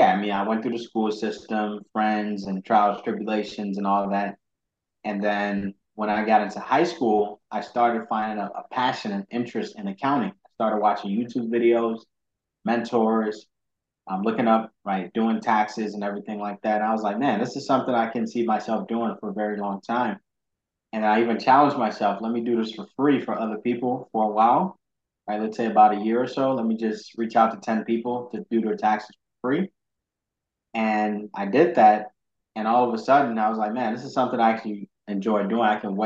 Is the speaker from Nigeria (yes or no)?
no; Ghana; Yeah, so basically, I was born and raised in Ghana, which is very entrepreneurial. A lot of entrepreneurs in Ghana.